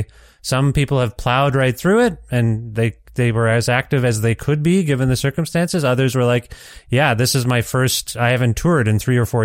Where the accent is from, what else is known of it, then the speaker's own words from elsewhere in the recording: Ontario, Canada; moved away as an adult; now in Edmonton, Canada; I've only lived in this city about 3 years myself, so I'm still getting used to things. I'm from Ontario originally